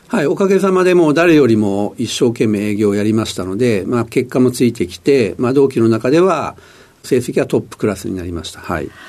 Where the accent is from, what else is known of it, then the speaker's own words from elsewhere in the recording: Sumida, Tokyo, Japan; 出身はあの東京のですね、あの子供の頃はあの下町の墨田区で育ちました